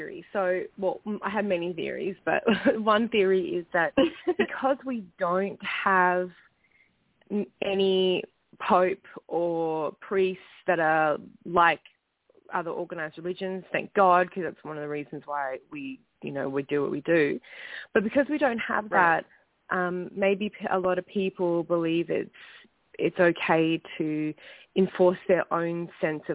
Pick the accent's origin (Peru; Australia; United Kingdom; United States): Australia; Perth, Western Australia; moved away as an adult; now in Vancouver, Canada; I am from Perth, Western Australia, but I now live in Vancouver, British Columbia